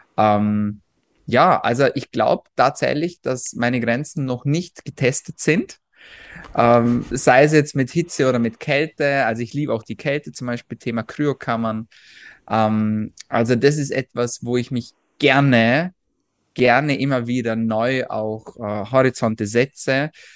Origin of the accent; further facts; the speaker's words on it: Austria; ich komme aus Österreich